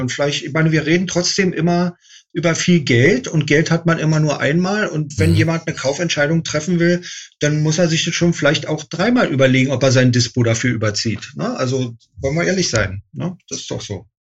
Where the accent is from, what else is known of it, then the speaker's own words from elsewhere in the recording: Berlin, Germany; ich bin in Berlin geboren, in Westberlin, also ein echtes Mauerkind